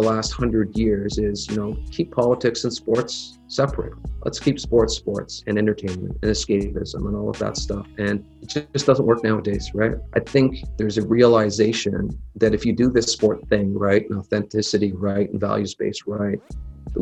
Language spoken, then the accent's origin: English; Ottawa, Ontario, Canada; born and raised in Ottawa here